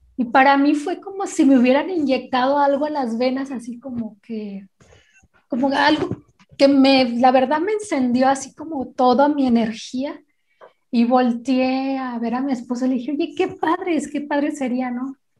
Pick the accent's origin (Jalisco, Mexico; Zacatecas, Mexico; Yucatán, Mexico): Jalisco, Mexico; Guadalajara; soy de Guadalajara, Jalisco